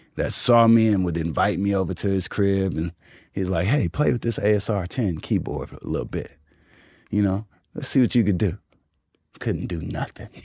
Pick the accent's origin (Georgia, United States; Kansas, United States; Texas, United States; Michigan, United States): Texas, United States; Houston; growing up in Houston